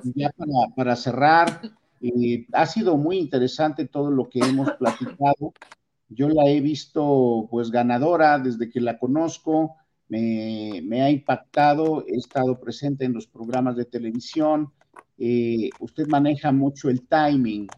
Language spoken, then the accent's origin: Spanish; Mexico; nuestra dieta como mexicanos